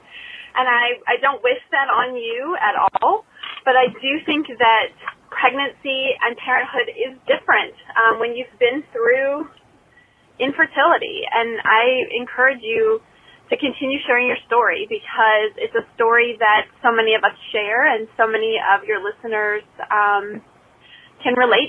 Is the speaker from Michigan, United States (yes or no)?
yes; Kalamazoo, Michigan, United States; now in North Carolina, United States; I'm originally from Kalamazoo, Michigan